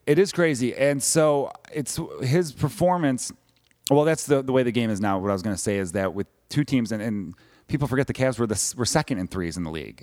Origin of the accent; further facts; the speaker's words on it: Chicago, Illinois, United States; growing up in Chicago